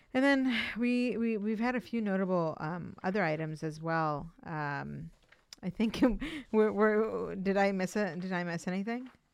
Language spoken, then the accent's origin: English; Pakistan; now in Cambridge, United States; I was born in Pakistan, but my dad is from India and he's an Indian Muslim